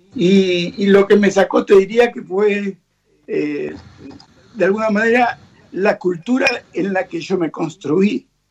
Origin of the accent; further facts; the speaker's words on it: Buenos Aires, Argentina; moved away as an adult; now in Miami, United States; nosotros somos los argentinos, somos muy tangueros